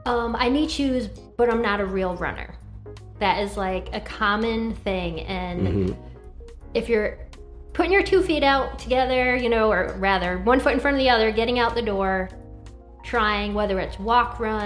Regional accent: Connecticut, United States; moved away as an adult; now in Virginia, United States; I'm a mom of three, and I'm a transplant to Virginia through military. I grew up in Connecticut

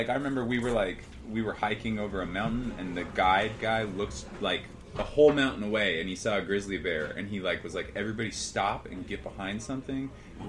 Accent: Seattle, Washington, United States; And fish is, I'm from Seattle.

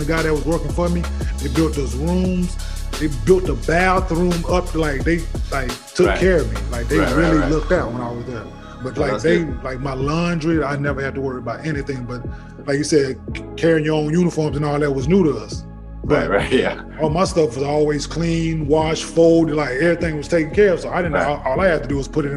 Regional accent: United States; I'm from the States

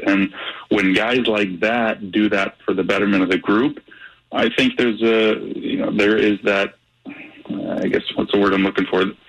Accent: St. Louis, Missouri, United States; growing up in St. Louis

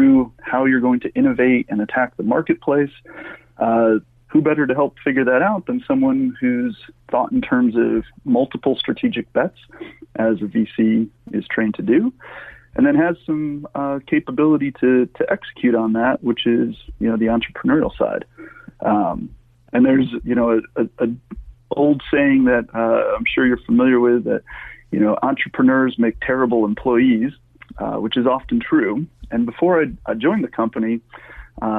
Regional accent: Finger Lakes, New York, United States; I grew up in the Finger Lakes of New York

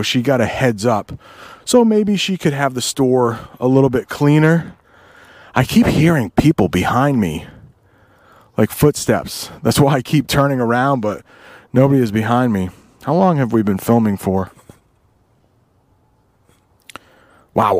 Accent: Vermont, United States; moved away; I was born in Vermont

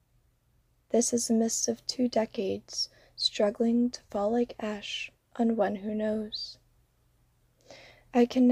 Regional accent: Rhode Island, United States; also born or lived in Florida; I am originally from Rhode Island

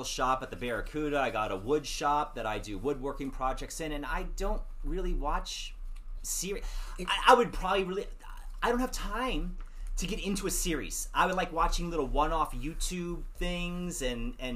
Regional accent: Washington, District of Columbia, United States; also born or lived in Michigan; I was born in Michigan, and I was raised in the D.C. area.

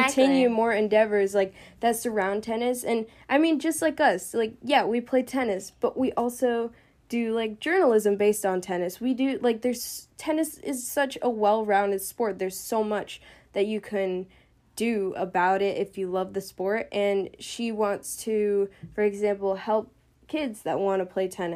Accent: United States; as Americans

